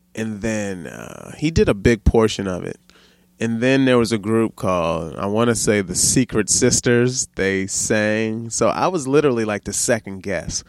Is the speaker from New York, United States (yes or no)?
no; Baltimore, Maryland, United States; now in Sacramento, United States; I grew up in Baltimore